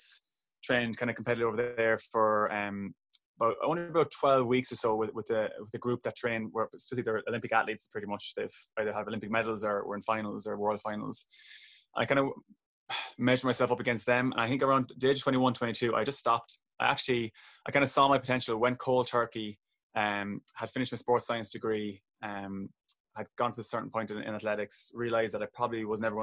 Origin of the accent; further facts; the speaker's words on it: Kilkenny, Leinster, Ireland; my twin brother, very competitive growing up in Kilkenny